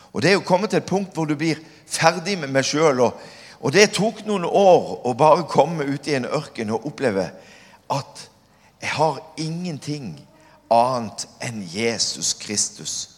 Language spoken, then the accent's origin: Norwegian; Kvinesdal, Agder, Norway; now in Stord, Norway; Som liten så flytta jeg til Kvinesdal. Jeg er oppvokst i Kvinesdal